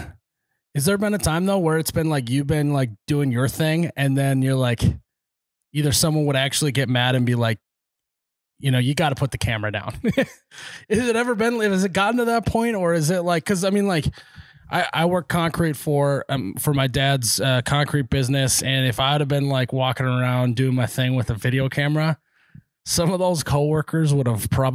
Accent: Minnesota, United States; I bleed purple, but just like what means growing up in Minnesota, farming in Minnesota, and like really just, you know, caring about the community that you're in.

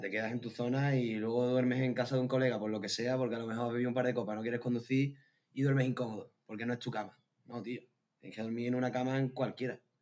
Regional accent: a village near Seville, Andalusia, Spain; moved away as an adult; now in Gran Canaria, Spain; cuando te metes en mi pueblo se ven bastante bien

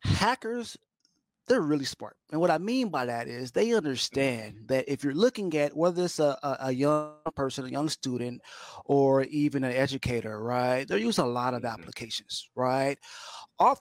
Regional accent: Dallas, Texas, United States; now in Katy, United States; born and raised Dallas, Texas. I live here in Katy, Texas now, west of Houston.

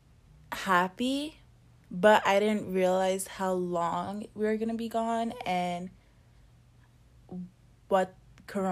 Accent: New Jersey, United States; I was born and raised in New Jersey

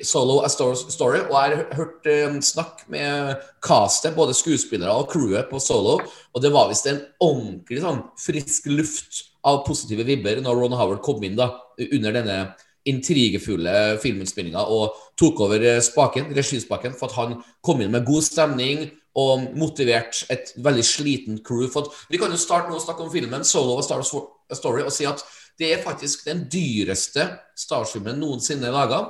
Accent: Trøndelag, Norway; jeg som trønder

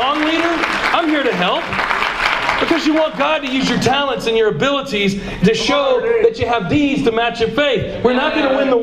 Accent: Georgia, United States; I'm from Georgia.

